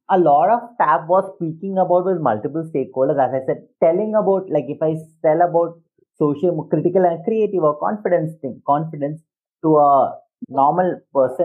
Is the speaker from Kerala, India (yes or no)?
yes; Thiruvananthapuram, Kerala, India; I am from Kerala in Trivandrum. So when I, till the age of 21, I had a very common, like a very common education, where I went to a Catholic school